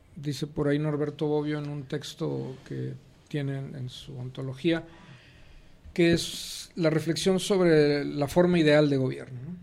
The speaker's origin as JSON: {"language": "Spanish", "town": "Nuevo Laredo", "region": "Tamaulipas", "country": "Mexico", "tie": "born or raised there", "also_born_or_lived": "Monterrey, Nuevo León / Mexico City", "moved": "yes", "lives_now": "Guadalajara, Mexico", "said": "nací en la frontera, en Nuevo Laredo, Tamaulipas. Y después de ahí eh, me fui a la Ciudad de México"}